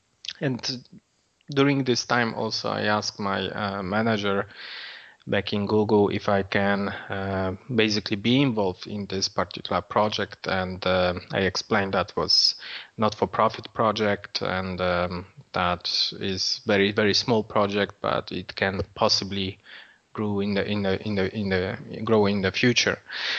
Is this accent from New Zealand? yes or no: no; Poland; English is a second language; now in Dublin, Ireland; as you can hear from my accent, I'm not from Dublin originally.